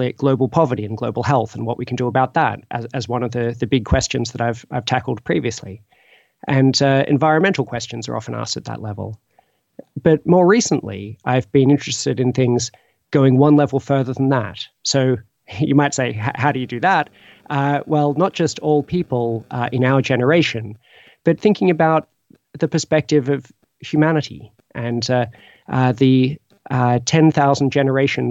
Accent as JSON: {"language": "English", "country": "Australia", "moved": "yes", "lives_now": "Oxford, United Kingdom", "said": "I'm originally from Australia"}